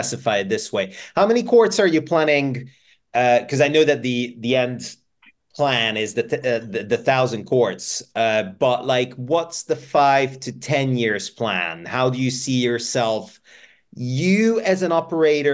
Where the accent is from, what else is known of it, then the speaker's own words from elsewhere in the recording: Budapest, Hungary; now in United Kingdom; I'm from Budapest. I'm from Hungary originally